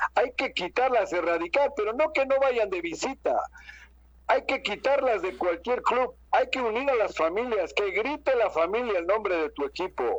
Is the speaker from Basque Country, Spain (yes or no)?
yes; Bilbao, Basque Country, Spain; now in Mexico; yo vengo de Bilbao